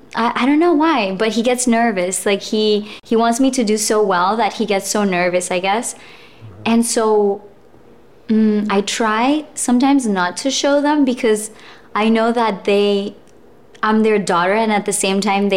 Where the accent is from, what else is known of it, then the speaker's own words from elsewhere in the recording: Colombia; also born or lived in Russia; I was born in Russia. And then when I was 4, we traveled to Colombia.